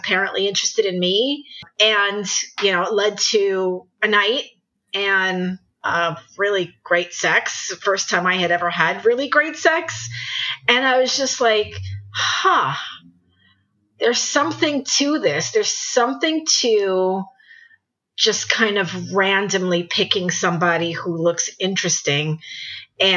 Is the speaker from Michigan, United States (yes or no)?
no; New York City, New York, United States; moved away as an adult; also born or lived in Northeast United States; I'm originally from New York City. I have had a very interesting and rich life, and I've lived throughout the Northeast. But I did start out and lived in New York City for most of my life